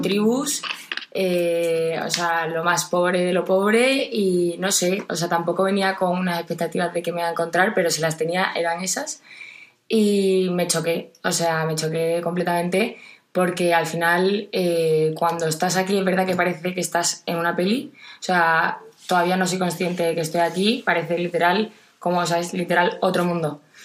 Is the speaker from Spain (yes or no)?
yes; Jerez de la Frontera, Andalusia, Spain; soy de Jerez de la Frontera